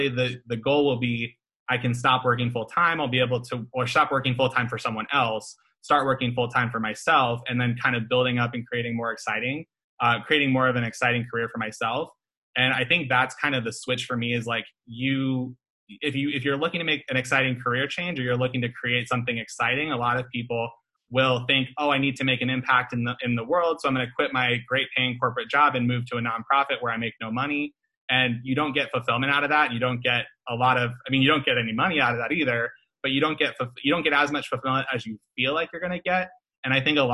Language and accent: English; Omaha, Nebraska, United States; moved away; I'm from Omaha, Nebraska originally, so I see Buffett's name all over the buildings. Like, when I was growing up, I would see his name everywhere.